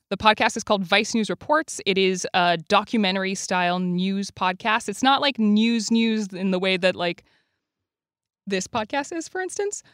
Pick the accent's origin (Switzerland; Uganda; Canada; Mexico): Canada; Quebec; now in United States; I'm from Quebec